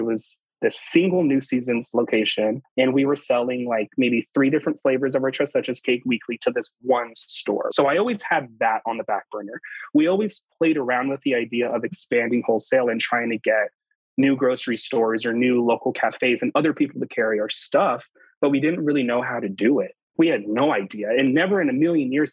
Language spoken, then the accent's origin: English; South Texas, United States; moved away as an adult; now in Seattle, United States; I'm from South Texas. My grandmother's from Mexico. I grew up with Mexican bakeries on every street corner.